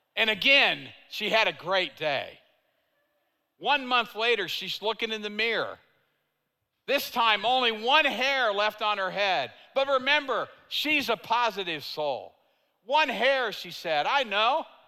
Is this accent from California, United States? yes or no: no; Tulsa, Oklahoma, United States; I'm from Tulsa